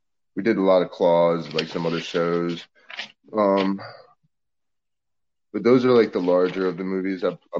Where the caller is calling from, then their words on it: New Orleans, Louisiana, United States; It's a funny story. I'm actually sitting in New Orleans right now.